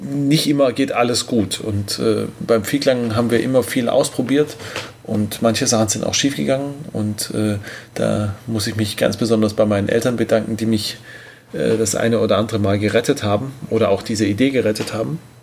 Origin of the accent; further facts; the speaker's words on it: Tübingen, Baden-Württemberg, Germany; in unserer wunderschönen Heimatstadt, wir kommen beide aus Tübingen